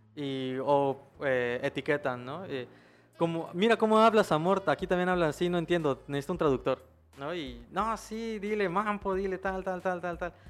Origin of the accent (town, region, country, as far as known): Chiapas, Mexico